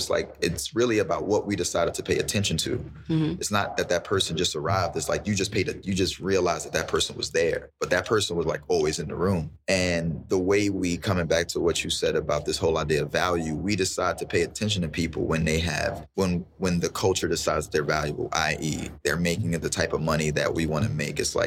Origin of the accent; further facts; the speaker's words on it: New York City, New York, United States; growing up in Bed-Stuy